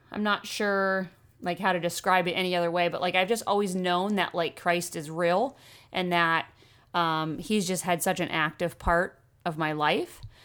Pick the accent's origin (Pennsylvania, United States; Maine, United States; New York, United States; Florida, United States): Maine, United States; also born or lived in Oregon / Freeport, Maine; I was born in Oregon, um, moved to Maine when I was five